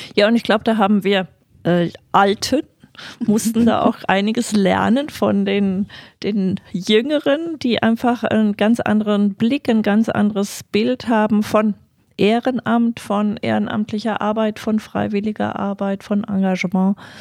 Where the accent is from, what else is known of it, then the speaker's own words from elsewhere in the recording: Friedberg, Hesse, Germany; ich bin in Friedberg groß geworden